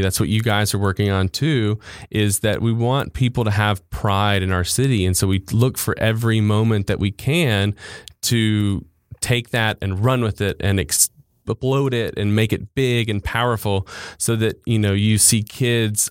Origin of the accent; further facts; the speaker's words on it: Jackson, Mississippi, United States; I grew up in Bellhaven, born and raised.